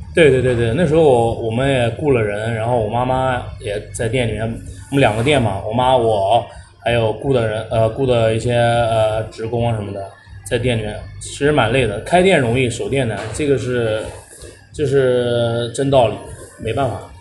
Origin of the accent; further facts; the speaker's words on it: Nanjing, Jiangsu, China; 我是南京人，然后我在零四年的时候创立了狗镇滑板，是八六年出生